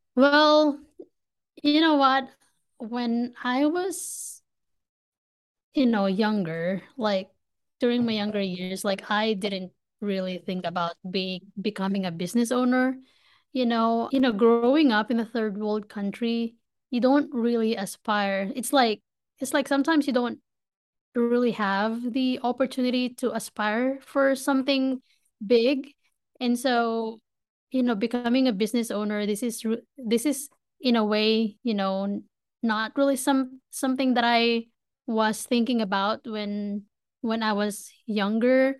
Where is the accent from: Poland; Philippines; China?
Philippines; Manila, Metro Manila; moved away as an adult; now in United States; I was born and raised in Manila, Philippines. I moved from the Philippines to the States just about three and a half years ago